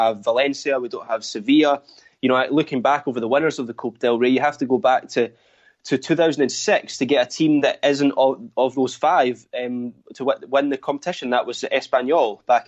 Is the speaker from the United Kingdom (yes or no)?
yes; Scotland, United Kingdom; as a Scot